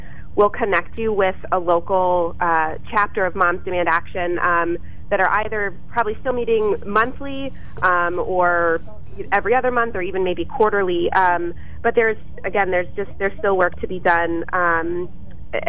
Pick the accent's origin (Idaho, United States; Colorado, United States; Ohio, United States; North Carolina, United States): Colorado, United States; Highlands Ranch; now in Lewisburg, United States; I grew up in Highlands Ranch, Colorado, which is an area just right outside, technically part of Littleton